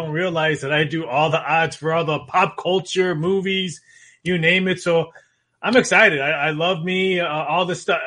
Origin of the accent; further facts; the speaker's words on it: Chicago, Illinois, United States; moved away as an adult; now in Las Vegas, United States; born and raised in the Midwest, Chicagoland area, so born and raised there